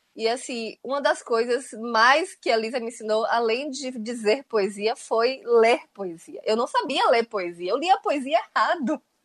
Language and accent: Portuguese; Itabuna, Bahia, Brazil; eu sou de Itabuna